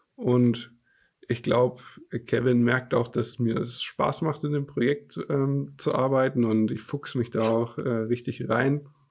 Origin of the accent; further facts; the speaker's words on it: Franconia, near Nuremberg, Bavaria, Germany; ich lebe in der Nähe von Nürnberg im schönen Franken. Bayern darf man ja nicht sagen, wir sind ja Franken